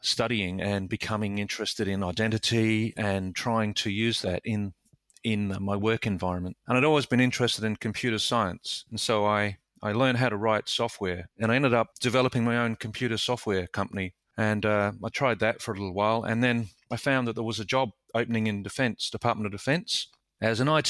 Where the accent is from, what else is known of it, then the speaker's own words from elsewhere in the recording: Adelaide, South Australia, Australia; I grew up in Adelaide, in South Australia, and I left school at 16 to join the Army as a boy soldier.